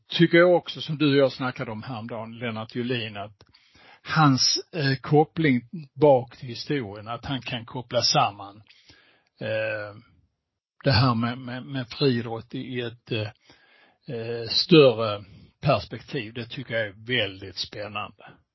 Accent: Skåne, Sweden; jag som skåning

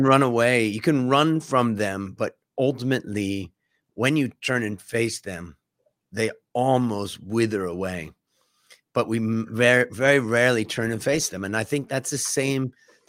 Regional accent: Cleveland, Ohio, United States; But I grew up in Cleveland, Ohio, and kind of, let's say, a Midwestern life.

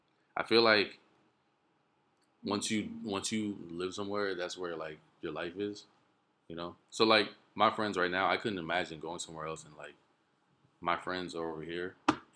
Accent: Miami, Florida, United States; born there; also born or lived in New Jersey; I was born in Miami, Florida.

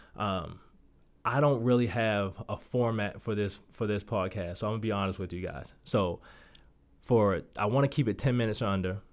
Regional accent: Baltimore, Maryland, United States; moved away as an adult; now in Las Vegas, United States; Growing up in Baltimore, one of the toughest cities that I believe that you can grow up

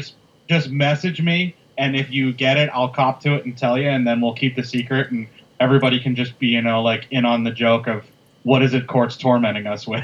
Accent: Midwest, United States; us being two Midwesterner white guys

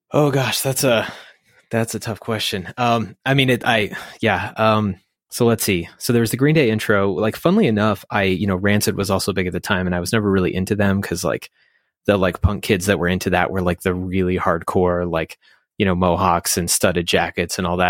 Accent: Fort Collins, Colorado, United States; now in Thornton, United States; I grew up in Fort Collins, actually, near the studio

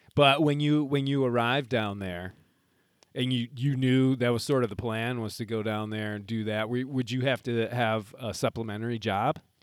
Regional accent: Midwest, United States; being a Midwesterner

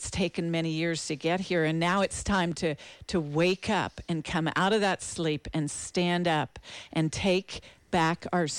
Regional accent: East Coast, United States; And I grew up on the East Coast for the most part, and so was surrounded by the historical battle sites of Gettysburg and Yorktown and the places, all the monuments.

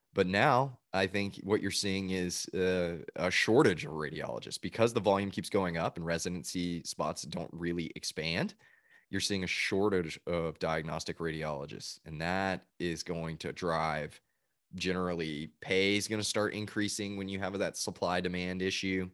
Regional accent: Chattanooga, Tennessee, United States; moved away as an adult; also born or lived in Georgia; now in Nashville, United States; I'm originally from Chattanooga, Tennessee

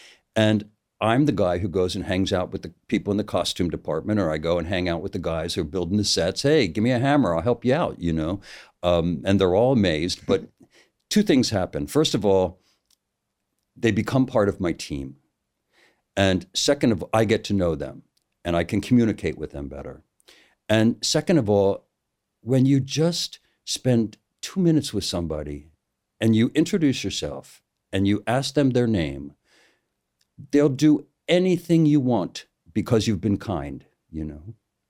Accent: United States; I'm an American

